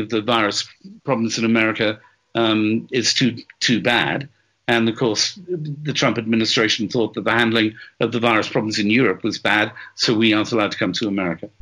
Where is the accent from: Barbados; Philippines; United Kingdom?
United Kingdom; Wales; I'm Welsh